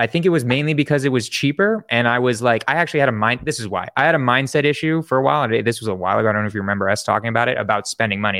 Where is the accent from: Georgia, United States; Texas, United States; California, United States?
California, United States; San Francisco; I'm from San Francisco